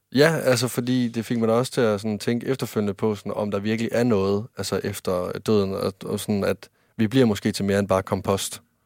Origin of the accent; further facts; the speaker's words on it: Varde, Southern Denmark, Denmark; moved away; der var jeg hjemme i Varde, der var jeg kommer fra, over i Vestjylland